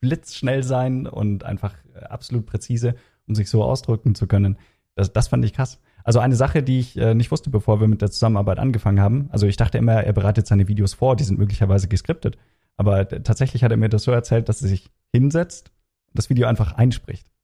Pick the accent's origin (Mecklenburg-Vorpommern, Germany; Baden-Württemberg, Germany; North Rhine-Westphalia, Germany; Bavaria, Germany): Bavaria, Germany; Regensburg; moved away as an adult; also born or lived in Kiel; now in Frankfurt, Germany; ich komme ursprünglich aus Regensburg